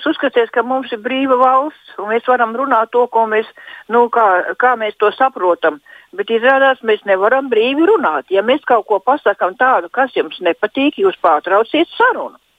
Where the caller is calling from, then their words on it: Silakrogs, Pierīga, Latvia; esmu no Pierīgas, eh, šeit no jauno robežu novada. Biju aizgājis, domāju, aiziešu arī novēlēt. Dzīvoju tādā ciematā Silakroks